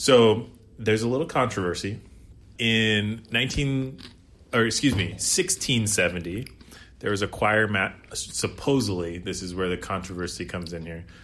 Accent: Eastern Washington, United States; now in Seattle, United States; I'm from Eastern Washington

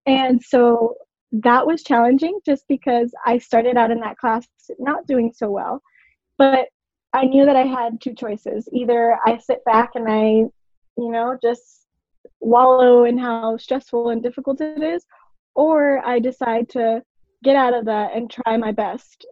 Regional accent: Orlando, Florida, United States; moved away as an adult; also born or lived in Puerto Rico; I moved from Puerto Rico when I was four, went to Orlando

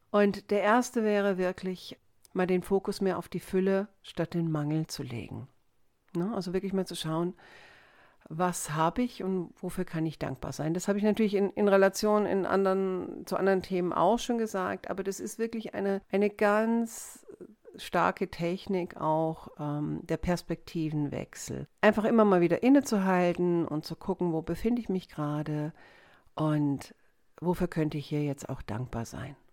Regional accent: Wiesbaden, Hesse, Germany; jetzt am Wochenende war ich auch in meiner alten Heimatstadt Wiesbaden

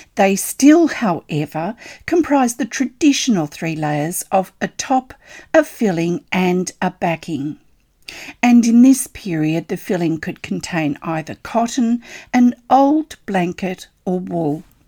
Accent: Australia; I'm an Australian textile artist

